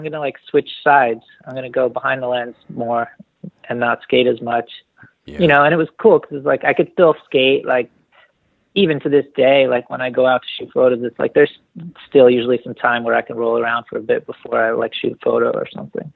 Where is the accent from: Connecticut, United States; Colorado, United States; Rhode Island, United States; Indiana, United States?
Connecticut, United States; New Haven; now in Northern California, United States; I grew up in New Haven, Connecticut, and then moved down to the country a little bit outside of New Haven.